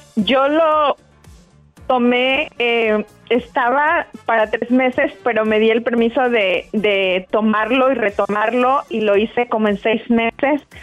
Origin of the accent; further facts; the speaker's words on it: Mexico; now in North Carolina, United States; Ahorita estoy viviendo en Carolina del Norte, yo soy mexicana